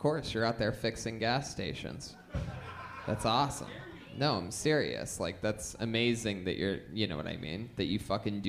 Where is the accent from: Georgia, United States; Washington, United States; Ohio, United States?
Ohio, United States; Youngstown; Being from Youngstown from the time I was raised in Youngstown